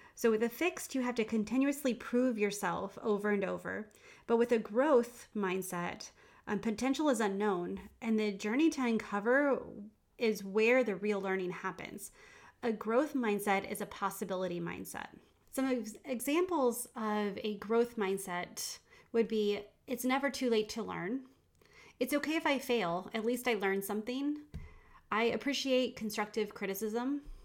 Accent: England, United Kingdom; moved away; I grew up in England

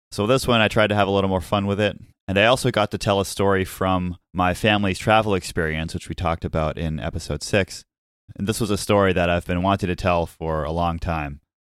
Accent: Nashua, New Hampshire, United States; growing up in Nashua, New Hampshire, at Christmas time

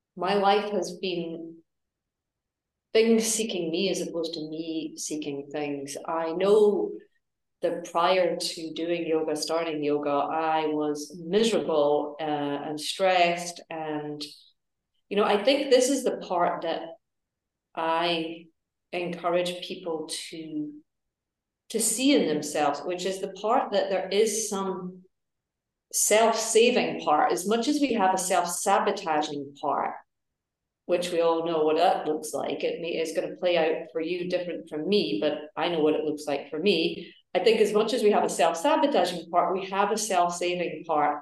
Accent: Edinburgh, Scotland, United Kingdom; moved away; also born or lived in New York; i am originally from edinburgh uh, in scotland

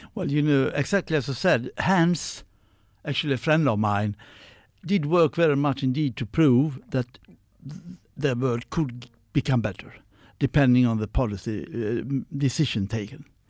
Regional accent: Sweden; born and raised in Sweden

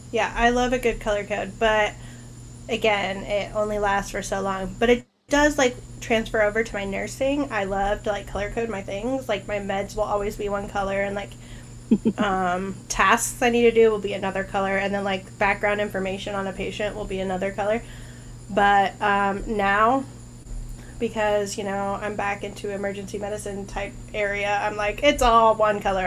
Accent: Idaho, United States; I grew up in Idaho

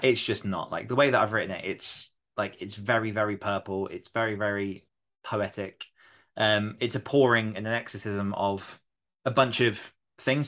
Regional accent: New York City, New York, United States; I'm from Queens

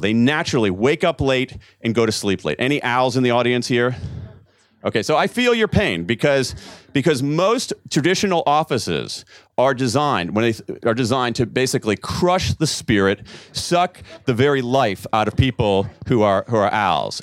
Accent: United States; as an American

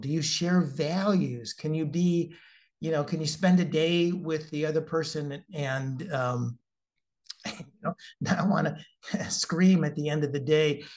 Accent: Midwest, United States; I'm from the Midwest

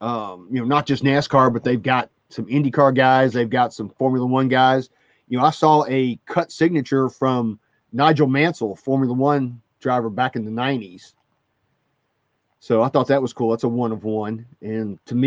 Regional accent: Louisville, Kentucky, United States; growing up in Louisville when I was a kid

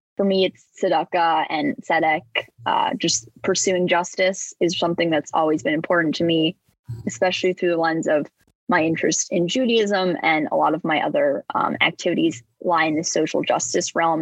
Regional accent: northern suburbs of Chicago, Illinois, United States; I'm from the northern suburbs of Chicago. I live around a half hour from the city

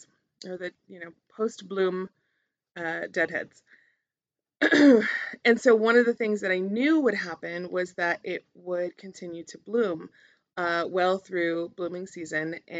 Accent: Albuquerque, New Mexico, United States; growing up in Albuquerque in the South Valley

